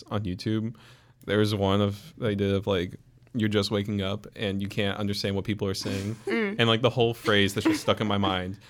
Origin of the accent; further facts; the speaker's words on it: Atlanta, Georgia, United States; moved away as an adult; now in Milledgeville, United States; I'm just from Atlanta.